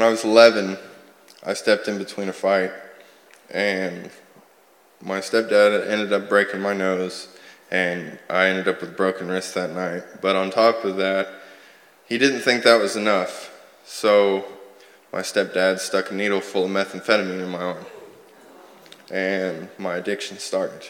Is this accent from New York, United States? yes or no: no; Sand Springs, Oklahoma, United States; moved away; I'm from Sand Springs, Oklahoma